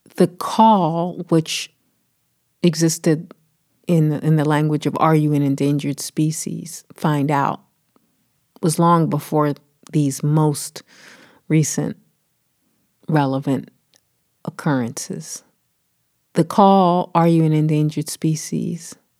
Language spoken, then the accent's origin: English; Philadelphia, Pennsylvania, United States; I grew up on the East Coast in Philly